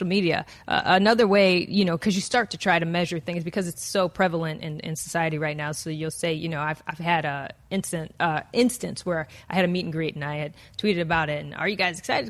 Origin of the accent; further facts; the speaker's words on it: Detroit, Michigan, United States; I'm from Detroit.